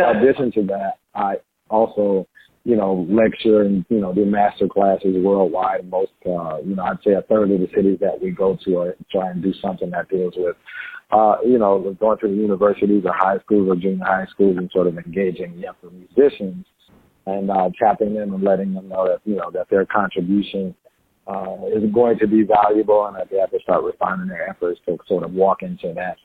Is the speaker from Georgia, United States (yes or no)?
no; New Orleans, Louisiana, United States; We always say in New Orleans